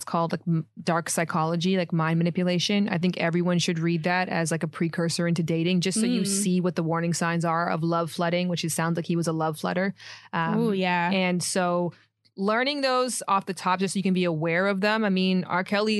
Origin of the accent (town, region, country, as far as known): Toronto, Ontario, Canada